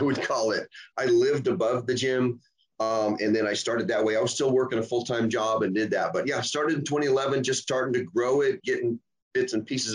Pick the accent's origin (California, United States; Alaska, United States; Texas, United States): Alaska, United States; Southeast; moved away as an adult; now in Oregon, United States; I was born and raised in Alaska. I was in Alaska for over 40 some years